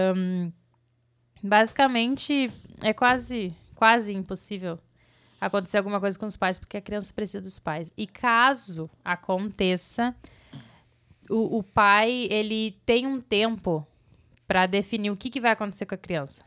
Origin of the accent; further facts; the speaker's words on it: Brazil; moved away as an adult; nós crescemos no Brasil com, com mais coisas naturais em volta, sabe? Tipo, a gente morava num sítio